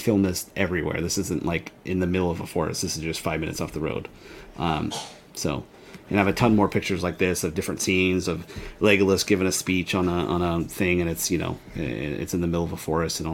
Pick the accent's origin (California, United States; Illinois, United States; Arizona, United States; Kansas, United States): California, United States; San Diego; we're from San Diego